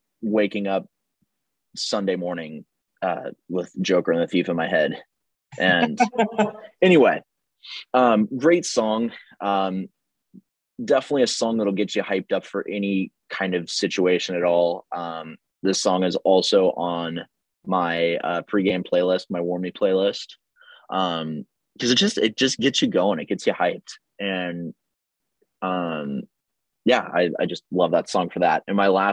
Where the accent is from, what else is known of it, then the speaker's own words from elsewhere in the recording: Houston, Texas, United States; growing up in Houston